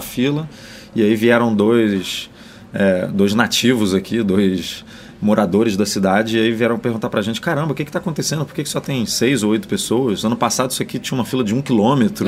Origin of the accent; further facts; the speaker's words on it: Brazil; a gente é brasileiro